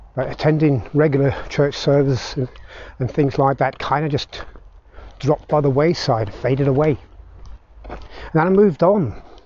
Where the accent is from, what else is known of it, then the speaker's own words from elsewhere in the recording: Belfast, Northern Ireland, United Kingdom; moved away; And I grew up in Belfast, Northern Ireland, I saw the start of the Troubles